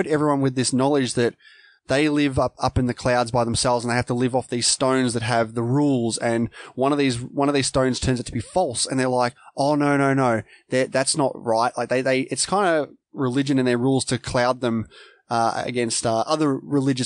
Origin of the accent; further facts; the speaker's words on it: Australia; I'm Australian